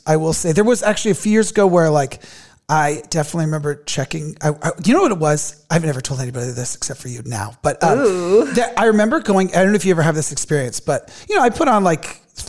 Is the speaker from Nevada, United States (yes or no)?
no; California, United States; moved away; But yeah, so youngest of three, and I'm from California, but I've been here for so long, it feels like I don't even remember that anymore.